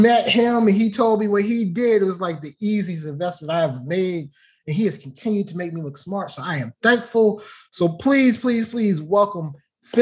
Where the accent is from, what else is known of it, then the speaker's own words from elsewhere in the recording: Baltimore, Maryland, United States; Baltimore, so you know, my hometown